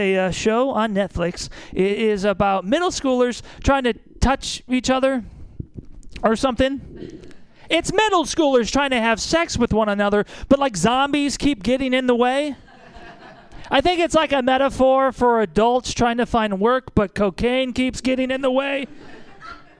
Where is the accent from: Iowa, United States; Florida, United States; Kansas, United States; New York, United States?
Iowa, United States; moved away as an adult; also born or lived in Milwaukee, Wisconsin; now in Kentucky, United States; I'm from Iowa. I grew up very poor